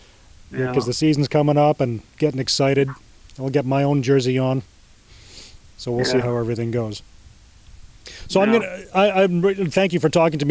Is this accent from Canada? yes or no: yes; Edmonton, Alberta, Canada; moved away; Yeah, I grew up in Edmonton